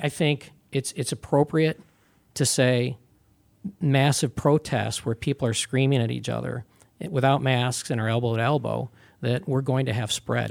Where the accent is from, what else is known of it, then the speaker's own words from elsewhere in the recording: Pittsford, New York, United States; upstate New York and at Pittsford, Pittsford, Mendon